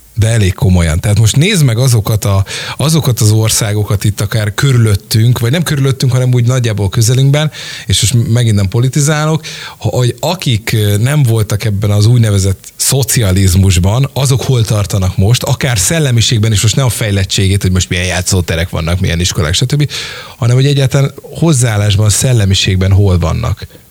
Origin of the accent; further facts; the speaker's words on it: Hungary; mint magyarok